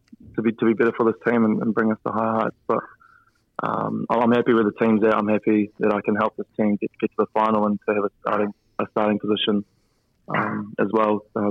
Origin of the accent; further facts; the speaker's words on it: Waikanae, Wellington, New Zealand; I grew up in Waikanae on the Kapiti Coast.